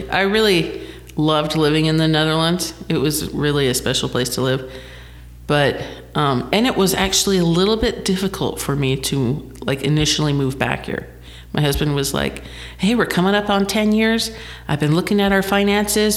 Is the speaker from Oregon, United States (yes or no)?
no; St. George, Utah, United States; I am originally from St. George and I've kind of have that identity with the beehive state